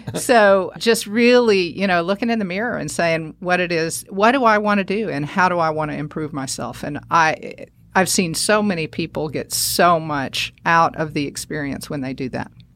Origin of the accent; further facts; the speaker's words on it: northern Alabama, United States; moved away; also born or lived in Saint Louis, Missouri; So we moved there, and that's where I spent my, through high school